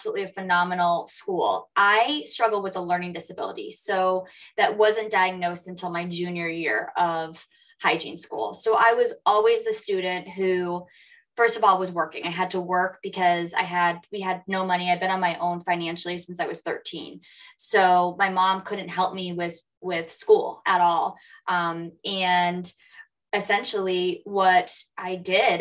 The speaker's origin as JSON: {"language": "English", "town": "Lewiston", "region": "Maine", "country": "United States", "tie": "born or raised there", "said": "I grew up in Lewiston, Maine, a mill town, and that's where I'm from"}